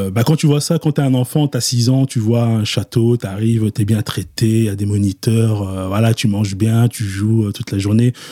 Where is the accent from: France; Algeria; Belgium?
Belgium; Brussels, Brussels-Capital Region; also born or lived in Kinshasa, DR Congo / Antwerp; je débarque en Belgique en 1994. J'ai 6 ans.